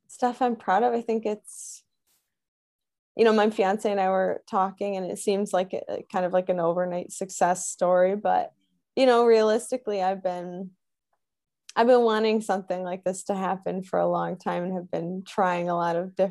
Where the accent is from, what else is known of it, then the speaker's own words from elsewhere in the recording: Wisconsin, United States; I'm originally from Wisconsin. My parents are from Illinois. So I grew up a Bears fan